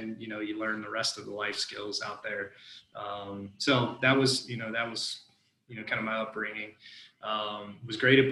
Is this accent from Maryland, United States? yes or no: no; near Muncie, Indiana, United States; moved away as an adult; also born or lived in Macon, Georgia; I'm from Indiana, grew up, you know, near Muncie, Indiana